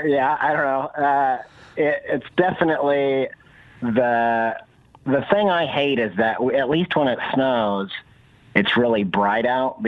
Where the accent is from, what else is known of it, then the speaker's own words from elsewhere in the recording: Indiana, United States; also born or lived in England; now in Columbus, United States; I grew up in Indiana, and I lived in England, and then I've kind of lived in the city since then